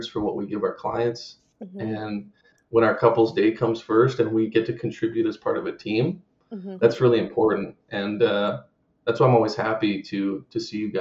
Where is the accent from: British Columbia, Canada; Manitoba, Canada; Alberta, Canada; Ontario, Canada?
British Columbia, Canada; Vancouver Island; moved away as an adult; originally I'm from Vancouver Island